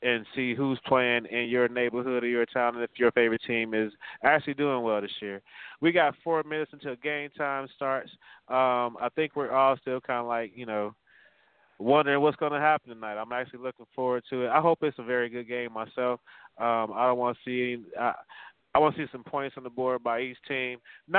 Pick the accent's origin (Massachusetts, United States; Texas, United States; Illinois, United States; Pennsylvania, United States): Illinois, United States; Chicago; I'm from Chicago, man.